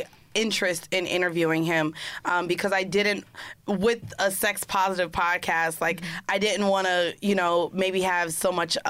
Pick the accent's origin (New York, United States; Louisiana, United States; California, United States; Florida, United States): Florida, United States; Orlando; I'm from Florida.